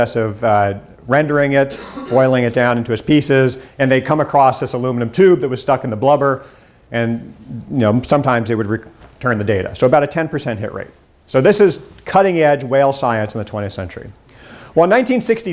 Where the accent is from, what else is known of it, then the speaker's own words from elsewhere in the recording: Cincinnati, Ohio, United States; I'm from Cincinnati